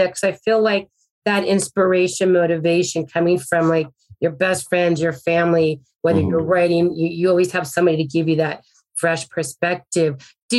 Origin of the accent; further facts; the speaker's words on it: Arizona, United States; I'm from Arizona.